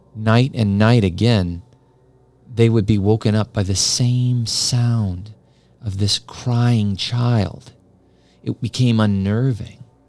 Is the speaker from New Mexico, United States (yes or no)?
yes; New Mexico, United States; as a kid growing up in New Mexico